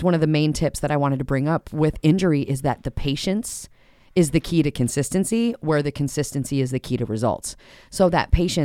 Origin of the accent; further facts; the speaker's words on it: Minnesota, United States; we're Minnesotan